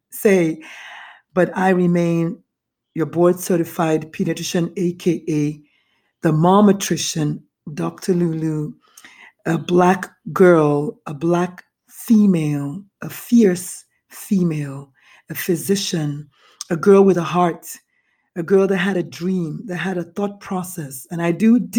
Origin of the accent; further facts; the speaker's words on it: Nigeria; moved away; I was raised in Nigeria, born in Nigeria.